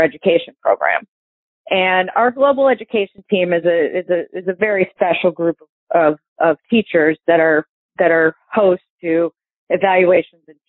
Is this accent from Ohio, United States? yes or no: yes; Toledo, Ohio, United States; I grew up in Toledo.